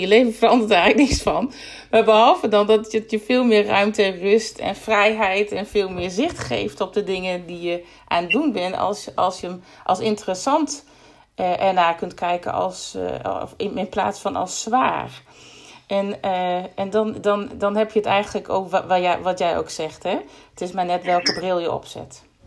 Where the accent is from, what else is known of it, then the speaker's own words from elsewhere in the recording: Groningen, Netherlands; ik kom uit Groningen